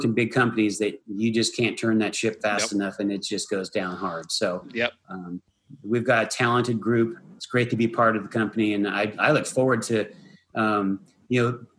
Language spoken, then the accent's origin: English; United States; being an American, we are a nation of immigrants